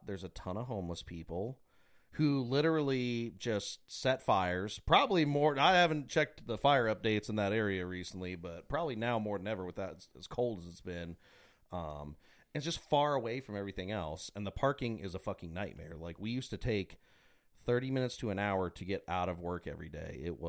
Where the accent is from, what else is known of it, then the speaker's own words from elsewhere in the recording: United States; we're ignorant American pigs with no culture, and we say Fountainebleau, not Fontainebleau.